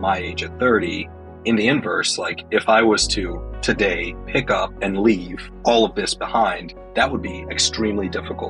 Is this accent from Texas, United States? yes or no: yes; Dallas, Texas, United States; born or raised there; also born or lived in Harare, Zimbabwe